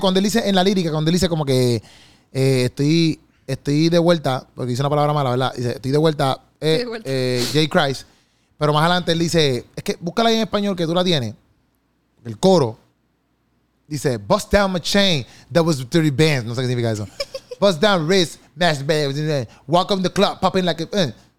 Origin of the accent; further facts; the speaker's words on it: Puerto Rico; accent: boricua; nosotros tenemos como que nuestro propio dialecto aquí de, de boricua, boricua style